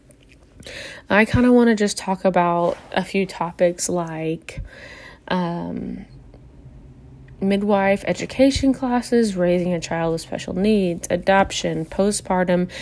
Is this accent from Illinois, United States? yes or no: yes; Sullivan, Illinois, United States; I am from Sullivan, Illinois